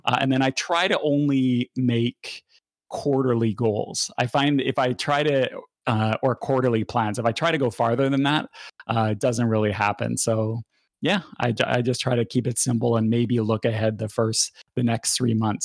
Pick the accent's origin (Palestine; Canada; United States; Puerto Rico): Canada